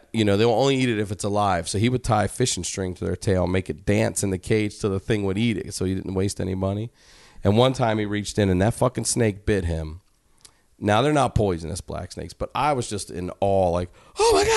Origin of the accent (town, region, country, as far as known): Maryland, United States